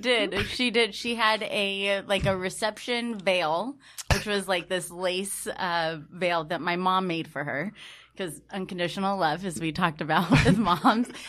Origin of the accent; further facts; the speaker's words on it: Patterson, California, United States; I grew up in this small little town called Patterson